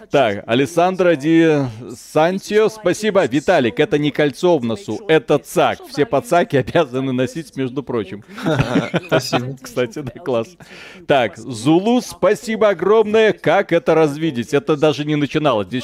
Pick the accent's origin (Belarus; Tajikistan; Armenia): Belarus; Потому что мы из Беларуси.